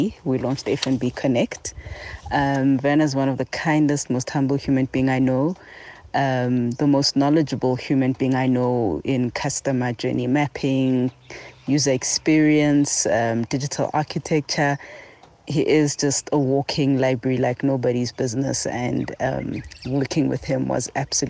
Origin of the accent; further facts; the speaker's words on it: South Africa; also born or lived in Johannesburg; I come from South Africa. I live in Johannesburg in an area called Walkerville